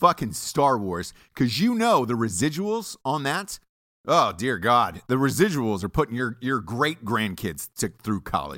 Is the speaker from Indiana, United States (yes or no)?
no; Atlanta, Georgia, United States; I'm from Atlanta